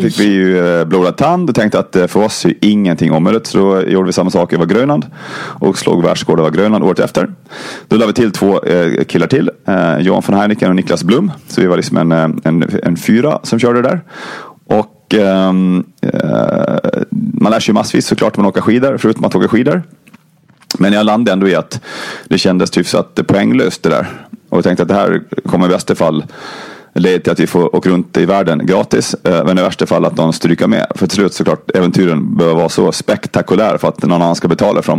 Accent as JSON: {"language": "Swedish", "region": "Gotland", "country": "Sweden", "said": "Jag kommer från Gotland som ni kanske hör"}